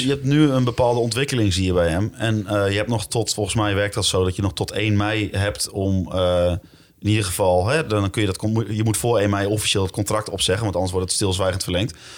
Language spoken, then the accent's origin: Dutch; Zwolle, Overijssel, Netherlands; ik ben geboren in Zwolle, op 100 meter van het stadion.